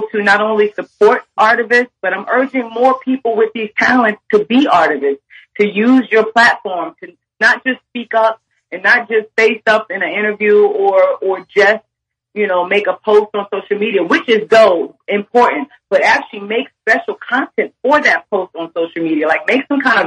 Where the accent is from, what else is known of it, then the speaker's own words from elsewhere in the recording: New Jersey, United States; I'm from Jersey, which is right there by New York